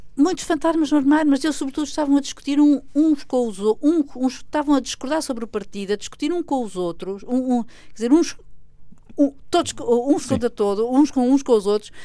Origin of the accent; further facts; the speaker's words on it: Portugal; eu como portuguesa